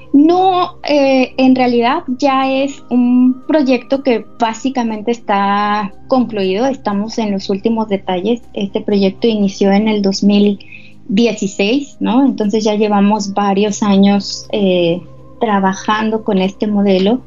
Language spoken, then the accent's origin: Spanish; Mexico City, Mexico; moved away as an adult; now in Comalcalco, Mexico; yo soy originaria de la Ciudad de México